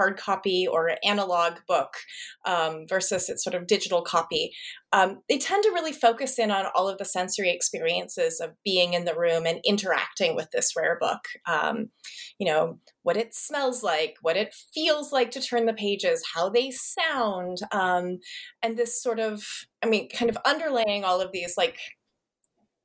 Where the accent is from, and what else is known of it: Montana, United States; born or raised there; moved away